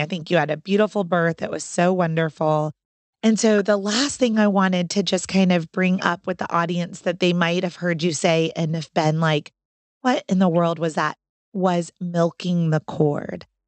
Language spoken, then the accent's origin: English; Orlando, Florida, United States; now in North Carolina, United States; I'm from Orlando. And so I know a lot of doulas and birth coaches in Orlando